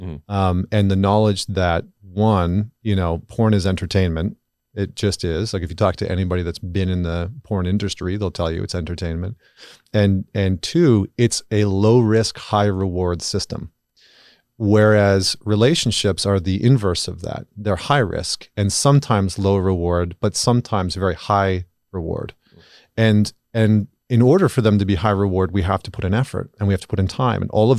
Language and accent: English; Canada; I'm Canadian